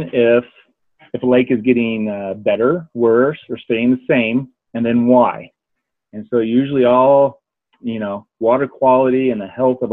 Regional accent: Pacific Northwest, United States; moved away as an adult; also born or lived in Indiana; now in Denver, United States; I grew up in the Northwest, so there's a lot of great lakes up there.

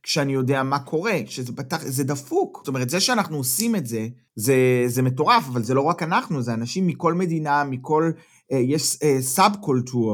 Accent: Israel; moved away as an adult; now in Germany; אנחנו גדלנו במקום אחד ובנינו את החיים שלנו בישראל עד גיל מסוים

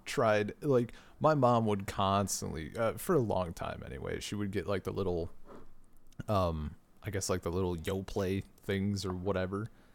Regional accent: United States; born or raised there

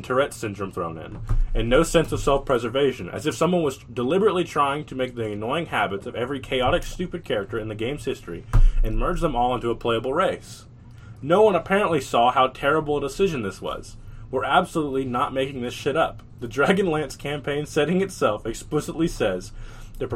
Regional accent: the South, United States; I was born in the South

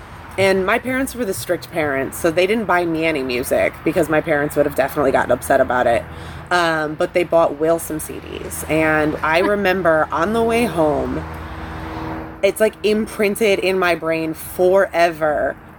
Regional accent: Monroe, Michigan, United States; moved away; I'm from Monroe, Michigan. I grew up next to a cornfield.

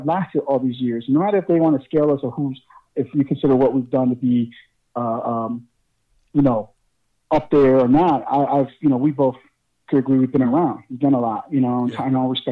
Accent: Newark, New Jersey, United States; I'm from North Jersey. I'm from Newark

